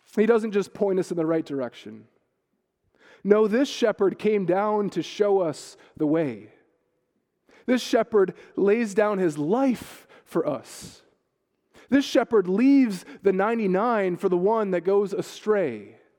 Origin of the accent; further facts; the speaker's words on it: United States; now in Ireland; as an American blow-in